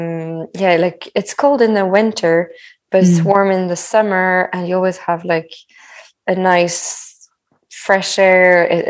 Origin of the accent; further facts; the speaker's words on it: Centre-Val de Loire, France; So I moved a lot, but I always say I'm from the Loire Valley.